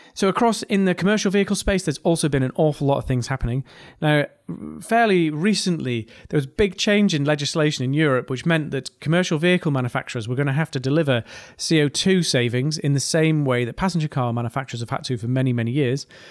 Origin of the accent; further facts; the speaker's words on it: North East England, United Kingdom; accent: mild regional accent from the northeast of England; I have a quite a mild regional accent from the northeast of England